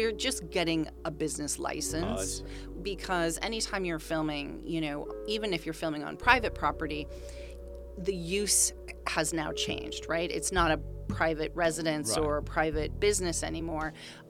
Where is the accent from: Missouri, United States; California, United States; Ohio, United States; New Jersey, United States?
California, United States; Saratoga; also born or lived in Bakersfield, California; I was born in Bakersfield, California.